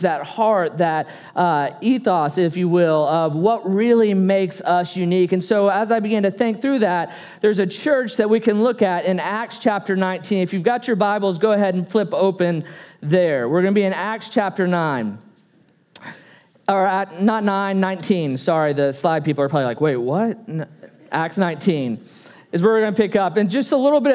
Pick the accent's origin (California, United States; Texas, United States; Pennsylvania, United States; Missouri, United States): Texas, United States; moved away as an adult; also born or lived in Oklahoma; now in Tuscaloosa, United States; We really were born and raised in Texas